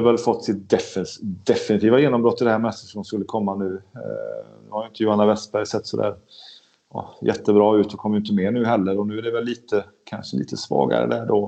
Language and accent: Swedish; Sweden; som svensk